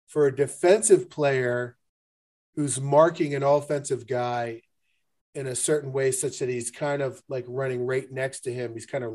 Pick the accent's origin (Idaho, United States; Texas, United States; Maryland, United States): Maryland, United States; Baltimore; I remember growing up in Baltimore